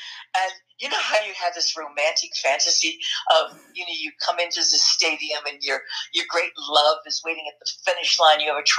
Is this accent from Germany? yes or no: yes; Germany; born there; because I was born in Germany.